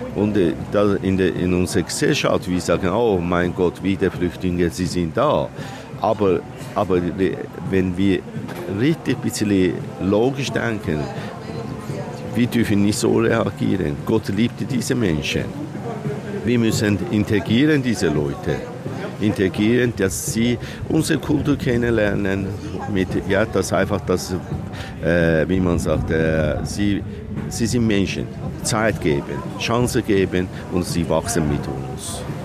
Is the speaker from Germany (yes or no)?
no; Iran; German is a second language; moved away as an adult; now in Switzerland; als Iraner, ja, dass ich das, ja, Heimat verloren und wo ich bin geboren